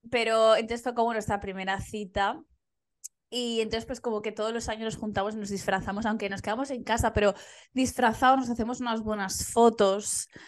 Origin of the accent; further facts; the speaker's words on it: Valencian Community, Spain; somos valencianas